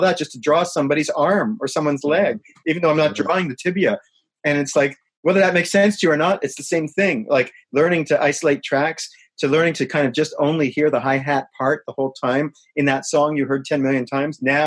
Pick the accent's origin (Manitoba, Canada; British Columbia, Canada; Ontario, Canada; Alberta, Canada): Manitoba, Canada; Winnipeg; moved away as an adult; I'm from Winnipeg